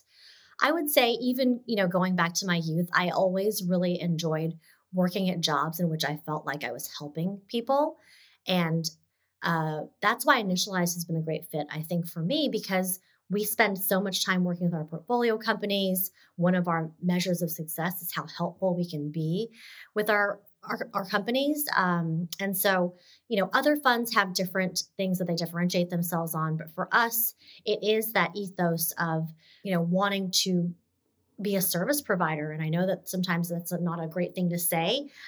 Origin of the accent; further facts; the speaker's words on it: Texas, United States; growing up in Texas